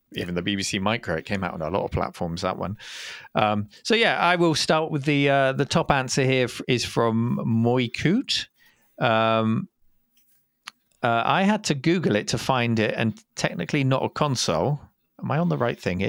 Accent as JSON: {"language": "English", "country": "United Kingdom", "said": "we're British"}